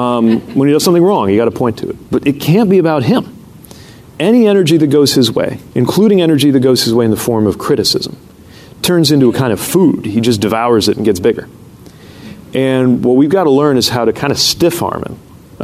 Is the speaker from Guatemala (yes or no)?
no; Indiana, United States; I'm gay. I'm from Indiana.